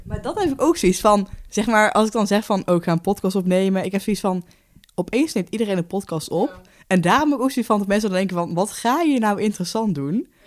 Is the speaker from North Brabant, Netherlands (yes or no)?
yes; Haarsteeg, North Brabant, Netherlands; moved away as an adult; now in Nijmegen, Netherlands; ik woon op kamers in Nijmegen, maar ik kom uit Haarsteeg, ligt vlakbij Den bos